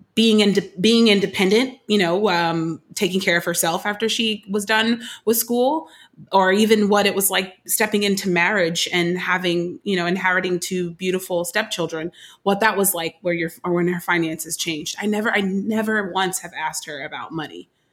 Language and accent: English; Oakland, California, United States; now in Brooklyn, United States; I'm born and raised in Oakland, California